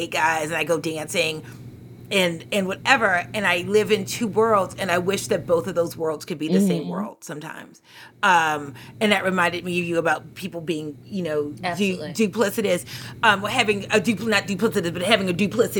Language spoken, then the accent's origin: English; Baltimore, Maryland, United States; we grew up in Baltimore City, so we didn't have school buses.